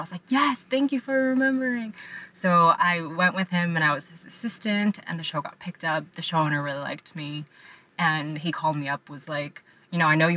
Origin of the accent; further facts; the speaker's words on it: Monterey Park, California, United States; also born or lived in Shanghai, China; now in Los Angeles, United States; I moved to America with my parents when I was 5 years old, and I grew up in Monterey Park